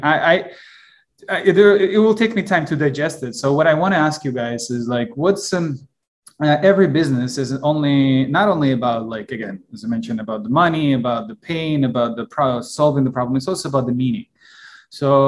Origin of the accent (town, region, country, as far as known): Kyiv, Ukraine; born or raised there; moved away; also born or lived in Israel